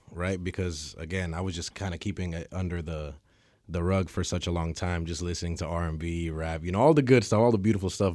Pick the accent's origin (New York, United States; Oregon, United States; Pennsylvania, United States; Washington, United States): Washington, United States; Federal Way; I'm from Federal Way